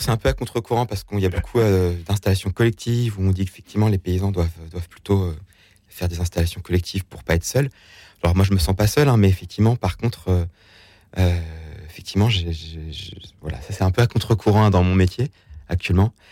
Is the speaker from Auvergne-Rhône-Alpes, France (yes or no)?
yes; Dieulefit, Auvergne-Rhône-Alpes, France; Donc, c'est la Drôme, le 26, c'est là où j'ai grandi.